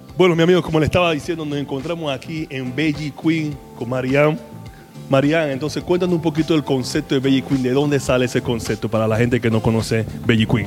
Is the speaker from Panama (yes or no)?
yes; Panama; estoy aquí en mi tierra, mi Panamá querido